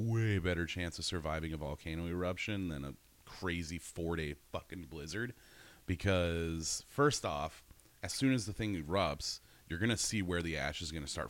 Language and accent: English; Wisconsin, United States; I'm from Wisconsin.